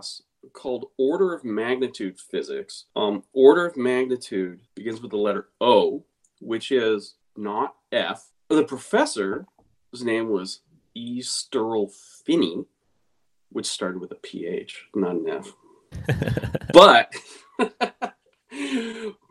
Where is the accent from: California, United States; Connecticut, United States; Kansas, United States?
California, United States; Long Beach; also born or lived in Simi Valley, California; I live in Southern California in Simi Valley. I grew up in Long Beach